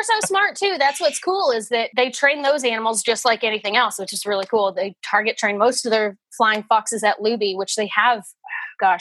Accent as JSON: {"language": "English", "town": "Nashville", "region": "Tennessee", "country": "United States", "tie": "born or raised there", "said": "I was raised in the Nashville area and I grew up going to the Nashville Zoo"}